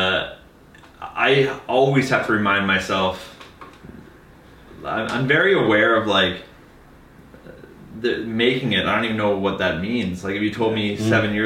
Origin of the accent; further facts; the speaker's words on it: Langley, British Columbia, Canada; I'm from Langley